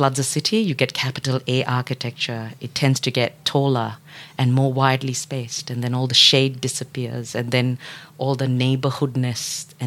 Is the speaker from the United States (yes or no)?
no; Dubai, United Arab Emirates; also born or lived in Singapore / Odisha, India (family origin); now in Melbourne, Australia; I was born and raised in Dubai, and then grew up in other different parts of the United Arab Emirates